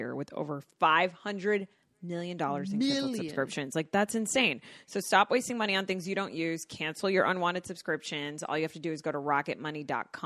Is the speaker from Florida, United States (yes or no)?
yes; Boca Raton, Florida, United States; I'm from Boca Raton. I'm from Florida, like a senior citizen state